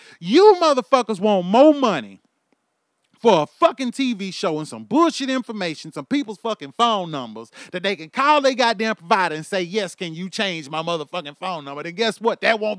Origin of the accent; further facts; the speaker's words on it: Houston, Texas, United States; also born or lived in Louisiana; now in Oklahoma, United States; I was born and bred in Houston, Texas. I was also raised in Louisiana. I was also raised and have lived in Oklahoma for the last 11 years.